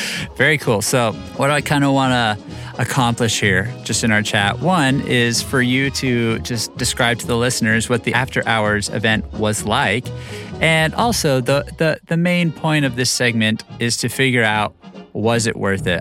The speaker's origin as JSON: {"language": "English", "region": "Southwest", "country": "United States", "tie": "born or raised there", "said": "growing up in the Southwest"}